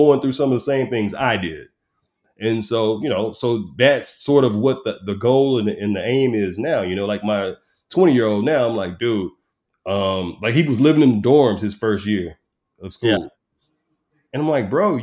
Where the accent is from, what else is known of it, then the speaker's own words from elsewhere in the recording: Texas, United States; moved away as an adult; also born or lived in Newport News, Virginia; I started in my hometown